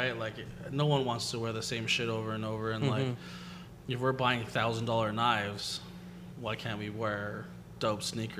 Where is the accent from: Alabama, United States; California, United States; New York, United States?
California, United States; Pico Rivera; I grew up in Pico Rivera, which is like five cities over.